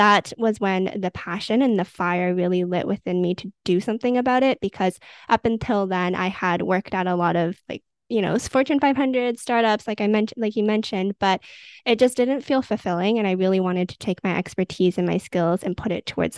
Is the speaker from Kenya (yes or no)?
no; Vancouver, British Columbia, Canada; I grew up in Vancouver, Canada